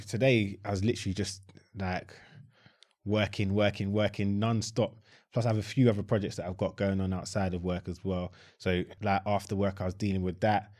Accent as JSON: {"language": "English", "town": "Croydon", "region": "London", "country": "United Kingdom", "tie": "born or raised there", "said": "I was born in Croydon"}